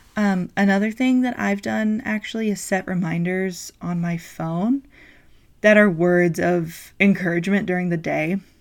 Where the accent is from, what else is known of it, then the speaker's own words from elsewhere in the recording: North Carolina, United States; now in South Carolina, United States; I am from North Carolina, but I currently live in South Carolina with my wife.